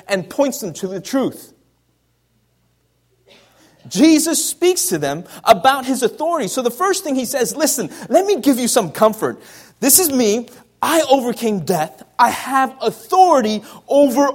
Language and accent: English; Canada; moved away; also born or lived in United States; I'm Canadian and American